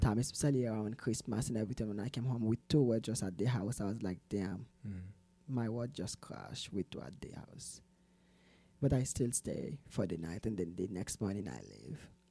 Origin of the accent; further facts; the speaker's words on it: Salt Lake City, Utah, United States; also born or lived in Haiti; now in Provo, United States; I was born in the beautiful Caribbean, Haiti. Mm. And I grew up here in Salt Lake City, Utah.